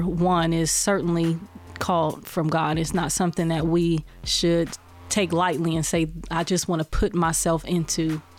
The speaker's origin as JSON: {"language": "English", "town": "Columbus", "region": "Ohio", "country": "United States", "tie": "born or raised there", "said": "I'm from Columbus, Ohio, born and raised, graduated from the Brookhaven High School."}